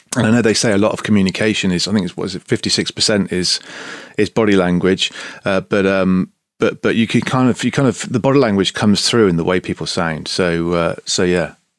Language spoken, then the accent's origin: English; Bristol, South West England, United Kingdom; I'm from Bristol. I'm proud to be Bristolian.